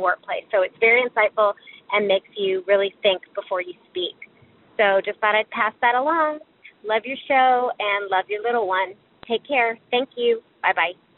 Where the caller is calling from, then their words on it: Boynton Beach, Florida, United States; I'm calling from Boynton Beach, Florida.